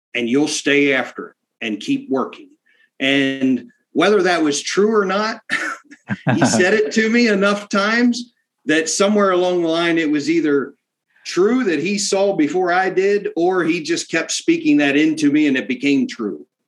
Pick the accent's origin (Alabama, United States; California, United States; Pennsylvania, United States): Pennsylvania, United States; South Central; my dad bought a little farm farm uh, in South Central Pennsylvania